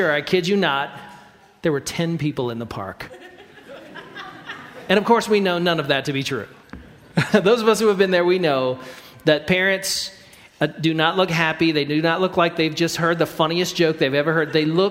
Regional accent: Idaho, United States; We're from Idaho.

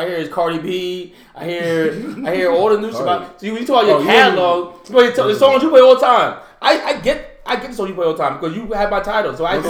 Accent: New York, United States; I'm from New York?

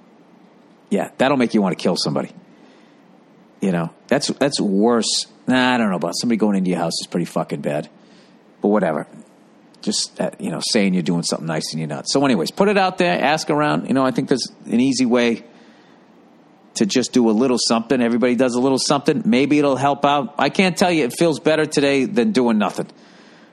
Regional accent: United States; as an American

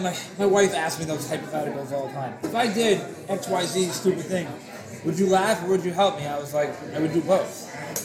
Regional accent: United States; I'm an American

